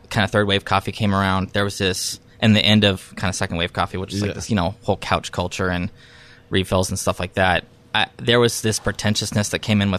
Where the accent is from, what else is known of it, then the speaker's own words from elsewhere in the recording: California, United States; moved away as an adult; also born or lived in San Francisco; now in New York, United States; I grew up in California.